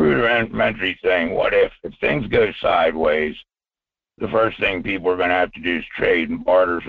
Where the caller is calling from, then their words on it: Fairbanks, Alaska, United States; Michael, it's … up here in Fairbanks.